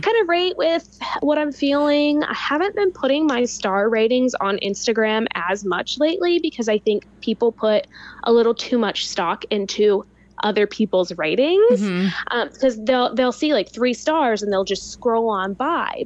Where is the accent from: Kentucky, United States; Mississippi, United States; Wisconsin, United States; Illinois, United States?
Kentucky, United States; Louisville; also born or lived in California; now in Lexington, United States; you live in Louisville, which is my hometown